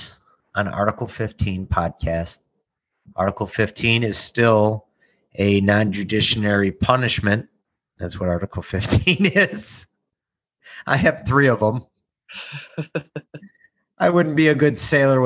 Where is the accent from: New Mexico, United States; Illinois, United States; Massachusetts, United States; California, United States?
Illinois, United States; Chicago; I'm from legit Chicago. It's called Canaryville.